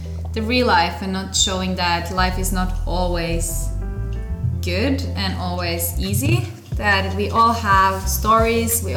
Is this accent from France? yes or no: no; Norway; I'm from Norway